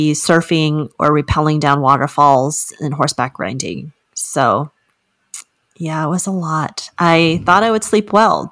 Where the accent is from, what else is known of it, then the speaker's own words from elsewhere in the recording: Fairbanks, Alaska, United States; now in Salt Lake City, United States; I'm originally from Fairbanks, Alaska, which is very different than Utah.